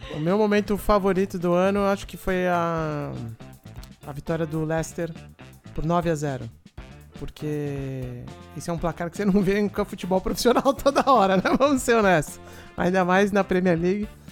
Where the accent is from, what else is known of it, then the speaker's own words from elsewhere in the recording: Brazil; nós somos brasileiros